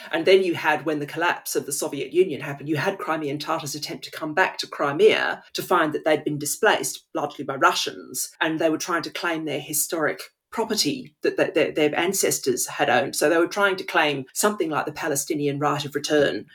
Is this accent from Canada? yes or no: no; Australia; moved away as an adult; now in England, United Kingdom; growing up in Australia, even though I don't live there now